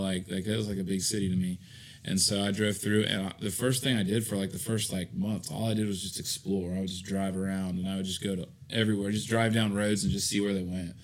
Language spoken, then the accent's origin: English; Illinois, United States; also born or lived in Augusta, Georgia; now in North Augusta, United States; I grew up in Illinois